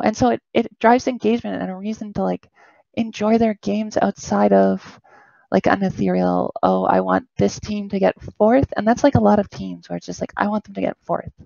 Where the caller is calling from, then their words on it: Toronto, Ontario, Canada; I'm calling from Toronto